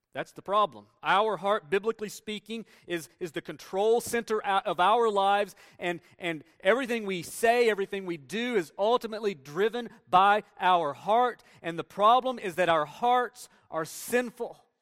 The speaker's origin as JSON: {"language": "English", "region": "Tennessee", "country": "United States", "tie": "born or raised there", "moved": "as an adult", "said": "I grew up in Tennessee"}